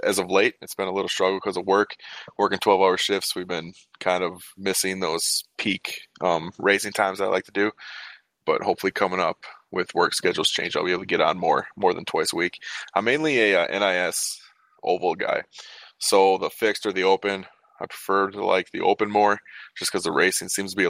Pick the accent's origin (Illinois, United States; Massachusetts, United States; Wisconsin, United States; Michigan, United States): Wisconsin, United States; moved away as an adult; also born or lived in Arkansas; I moved back up here to my home state of Wisconsin